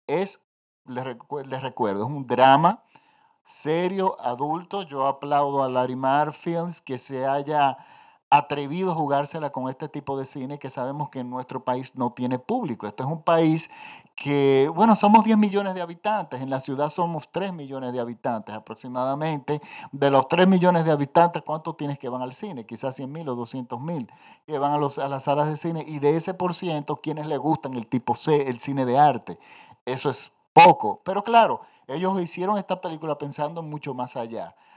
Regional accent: Dominican Republic; Los dominicanos tenemos varios tipos de acento

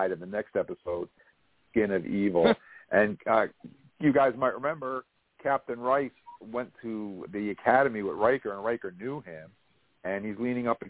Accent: Vermont, United States; I was just some redneck hick from Vermont

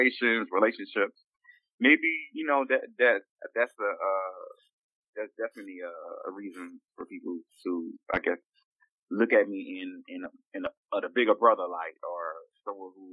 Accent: New Orleans, Louisiana, United States; Growing up in New Orleans, very homophobic

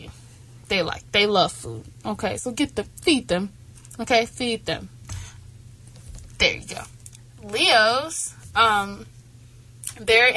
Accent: the South, United States; I'm from the South

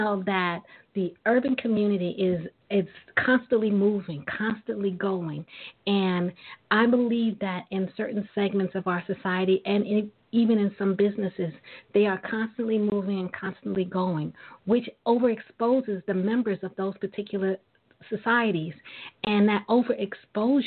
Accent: New York City, New York, United States; I was born and raised in Brooklyn, New York

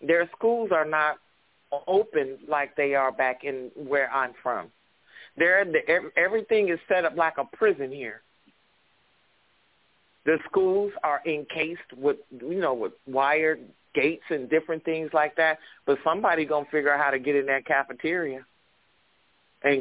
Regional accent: Cleveland, Ohio, United States; now in Los Angeles, United States; I grew up in Cleveland, Ohio.

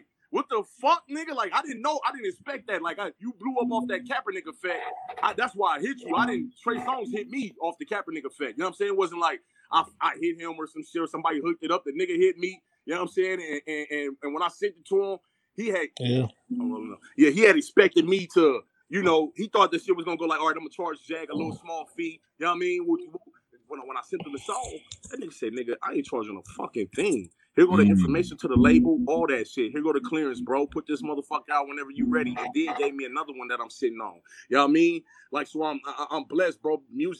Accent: Los Angeles, California, United States; I'm from the West Coast. I'm from South Central. I speak on that. I say that all the time because of how I rap.

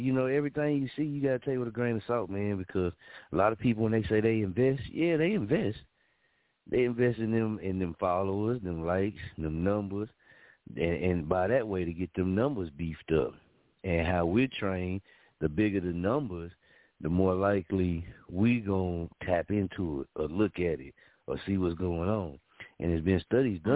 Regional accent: Muskogee, Oklahoma, United States; also born or lived in Wichita, Kansas; my hometown, Muskogee

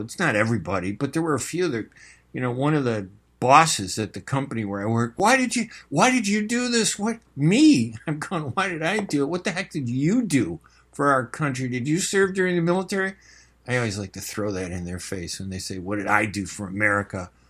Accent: United States; I'm an American. I was born in this country.

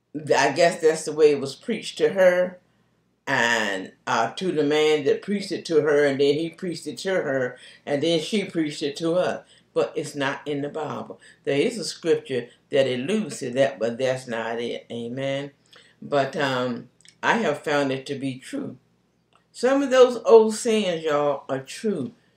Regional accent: Charlotte, North Carolina, United States; moved away; also born or lived in Concord, North Carolina; Charlotte is my hometown

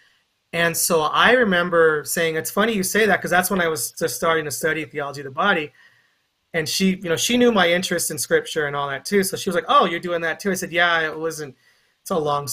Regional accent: Carson, California, United States; I'm from Carson, California

